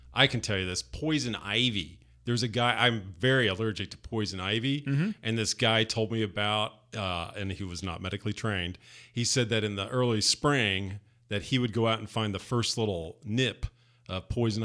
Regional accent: Southern Indiana, United States; moved away; also born or lived in Louisville, Kentucky; Indiana. Southern Indiana.

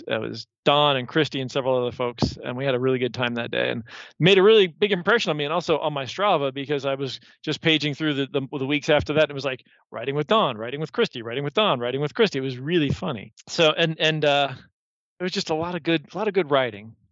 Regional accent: Columbus, Ohio, United States; I'm from here. So I was born in Columbus. I was actually born downtown Mount Carmel, the old the old Mount Carmel downtown. Grew up here

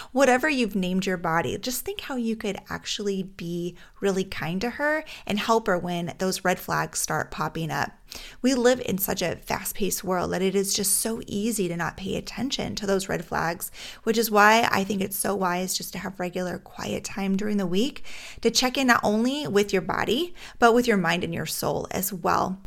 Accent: Alaska, United States; now in Minnesota, United States; Growing up in Alaska, we had a lot of fresh air

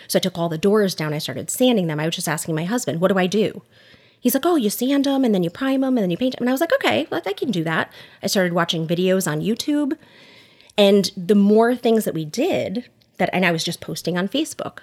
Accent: Oxford, Connecticut, United States; also born or lived in Newtown, Connecticut / Southbury, Connecticut; We live in Southbury with our two boys, but I grew up in Oxford, Connecticut, went to Seymour High School

